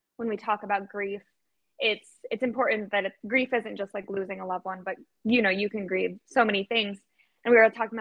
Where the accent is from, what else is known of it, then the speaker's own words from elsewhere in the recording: Arizona, United States; I was born and raised in Arizona. I've never left Arizona